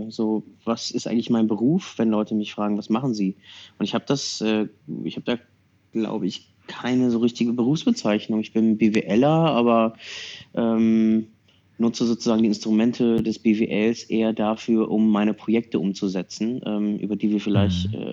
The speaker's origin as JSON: {"language": "German", "region": "Berlin", "country": "Germany", "said": "ich bin äh, Berliner, äh, bin aber gerne am Reisen"}